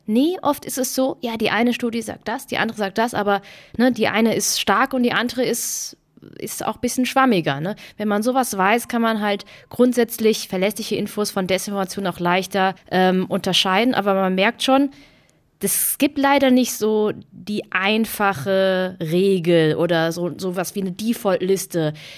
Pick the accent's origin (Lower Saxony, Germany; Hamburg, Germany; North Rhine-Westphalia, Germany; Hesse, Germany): Hesse, Germany; Heppenheim; also born or lived in Baden-Württemberg; Ich bin in so einer kleinen Stadt aufgewachsen